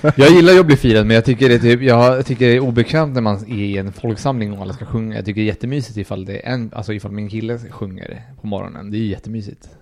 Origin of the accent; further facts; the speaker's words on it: Colombia; moved away; jag är från Colombia